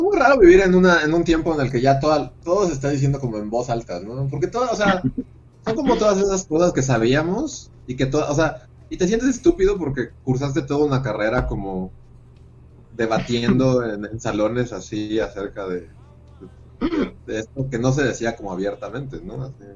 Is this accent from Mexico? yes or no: yes; Mexico